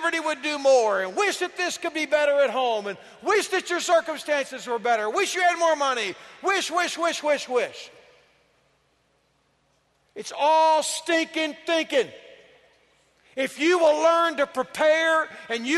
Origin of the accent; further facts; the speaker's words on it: Yoakum, Texas, United States; I am from Yoakum, Texas